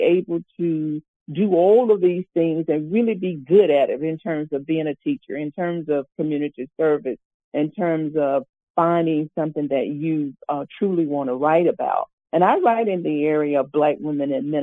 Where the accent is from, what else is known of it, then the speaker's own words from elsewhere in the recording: Mound Bayou, Mississippi, United States; now in Montgomery, United States; I actually grew up in a town in Mount Bayou, Mississippi